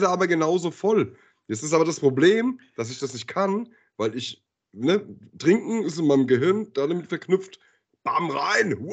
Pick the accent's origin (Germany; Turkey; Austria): Germany; Höchst, Hesse; ich bin ja in Höchst groß geworden, ne? wenn du jetzt, äh, also in Genhausen Höchst